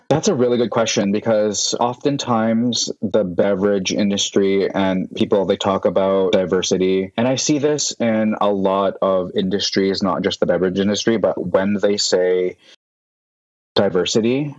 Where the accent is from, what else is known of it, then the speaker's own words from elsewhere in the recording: Vancouver, British Columbia, Canada; moved away as an adult; now in San Francisco, United States; I was born and raised in Vancouver, and then I moved to San Francisco in 2016.